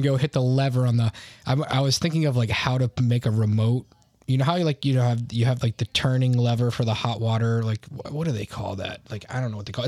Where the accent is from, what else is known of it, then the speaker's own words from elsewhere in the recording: United States; I'm American